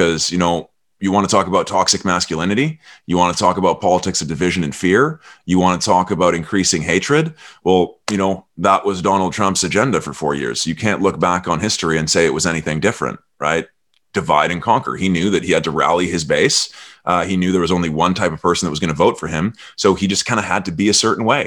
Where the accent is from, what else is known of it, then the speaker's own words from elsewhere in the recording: Canada; I'm Canadian